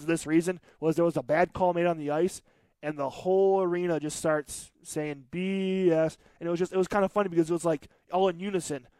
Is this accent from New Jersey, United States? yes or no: no; Detroit, Michigan, United States; I'm from Detroit